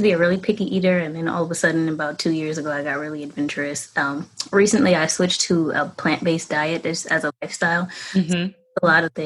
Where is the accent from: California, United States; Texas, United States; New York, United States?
New York, United States; New York City; I'm from the Bronx, New York